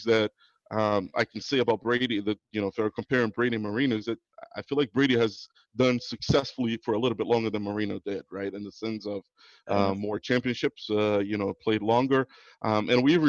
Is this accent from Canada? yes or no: no; South Region, Brazil; also born or lived in Boston, United States / São Paulo, Brazil; now in Florida, United States; when I moved from Brazil, I moved to Boston, and I grew up a Patriots fan up in Boston